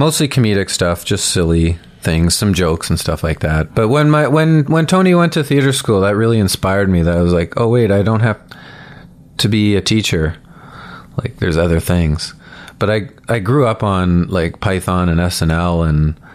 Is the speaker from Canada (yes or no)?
yes; Stoney Creek, Ontario, Canada; I grew up in Stony Creek, which is right outside Hamilton.